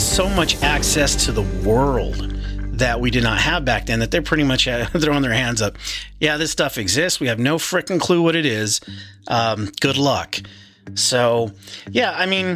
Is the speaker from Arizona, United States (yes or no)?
yes; Arizona, United States; I'm from Arizona